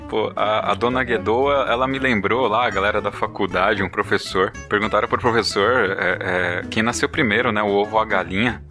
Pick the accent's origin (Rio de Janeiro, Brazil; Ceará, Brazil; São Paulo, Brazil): São Paulo, Brazil; Ribeirão Pires; eu sou aqui de São Paulo, Ribeirão Pires, cidade linda, estância climática hidromineral